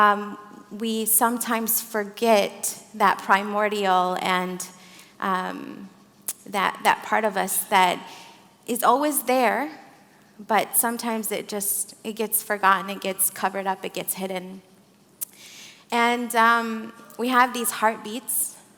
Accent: Flint, Michigan, United States; moved away as an adult; also born or lived in Saudi Arabia / Syria / Morocco / Redwood Forest, California; now in Santa Fe, United States; I grew up in Flint, Michigan. I was born in Saudi Arabia. I'm Syrian American. I live in Santa Fe, New Mexico.

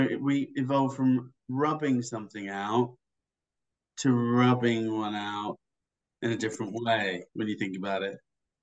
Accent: England, United Kingdom; now in Australia; when I came over here from England

